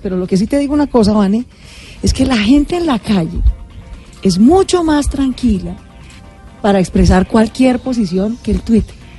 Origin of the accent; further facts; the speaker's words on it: Bogotá, Colombia; yo nací en Bogotá y no en Chocó